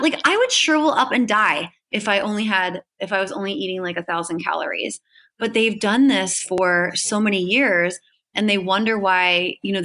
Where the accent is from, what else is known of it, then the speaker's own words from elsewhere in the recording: Hershey, Pennsylvania, United States; I'm originally from Hershey, Pennsylvania